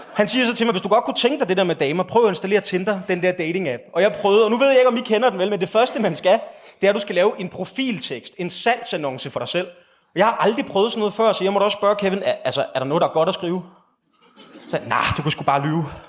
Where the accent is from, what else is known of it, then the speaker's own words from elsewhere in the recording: Slagelse, Zealand, Denmark; also born or lived in West Jutland; jeg kommer fra Vestjylland og har brugt en stor del af min ungdom i Slagelse